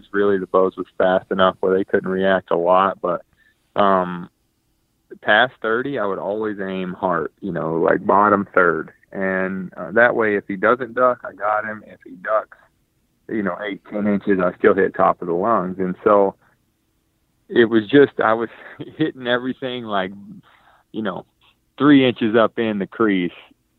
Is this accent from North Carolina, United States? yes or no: yes; North Carolina, United States; growing up in North Carolina